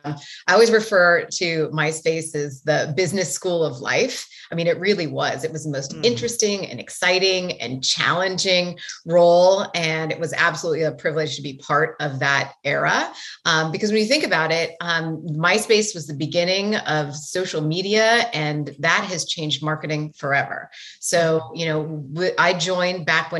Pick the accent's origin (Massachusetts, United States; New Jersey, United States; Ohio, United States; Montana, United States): Montana, United States; Great Falls; now in San Francisco, United States; I grew up in Montana, in a town called Great Falls, Montana, which was one of the bigger cities